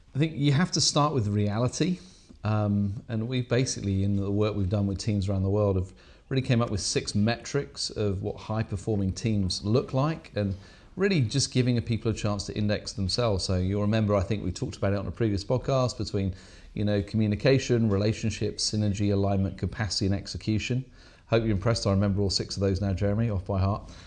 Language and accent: English; England, United Kingdom; accent: English